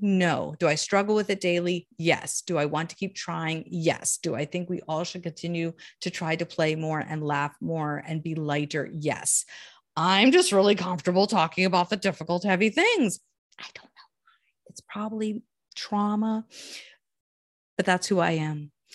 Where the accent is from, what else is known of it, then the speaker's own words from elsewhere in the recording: Columbia, Maryland, United States; now in Maine, United States; I grew up in Baltimore, D C area, Columbia, Maryland, to be exact